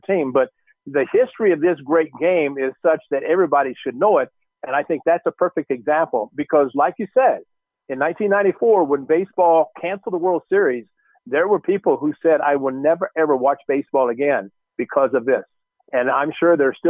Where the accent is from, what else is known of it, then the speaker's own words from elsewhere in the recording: Marion, Illinois, United States; growing up in Southern Illinois and Marion